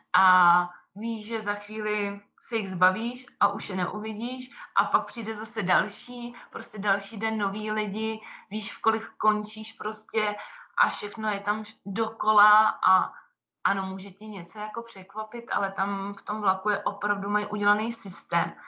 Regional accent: Czechia; moved away as an adult; now in Brig, Switzerland; jsem taky Češka

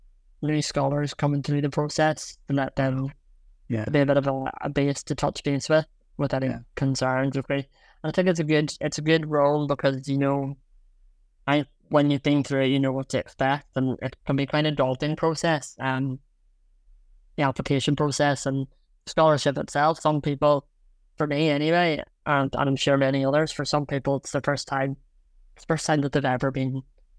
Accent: Belfast, Northern Ireland, United Kingdom; I'm from Belfast.

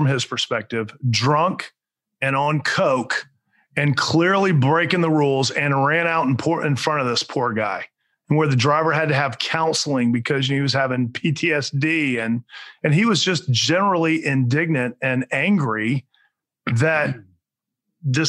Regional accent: Alachua County, Florida, United States; now in Orlando, United States; Alachua County, I actually grew up there. That's my hometown. I live in Orlando now

